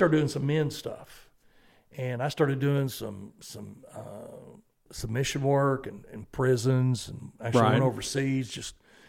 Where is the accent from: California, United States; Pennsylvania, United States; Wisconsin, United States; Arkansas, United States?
Arkansas, United States; now in Georgia, United States; I'm originally from Arkansas.